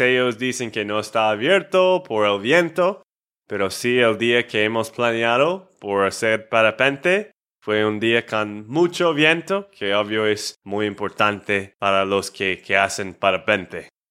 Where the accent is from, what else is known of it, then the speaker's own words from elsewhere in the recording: Texas, United States; de Texas, Estados Unidos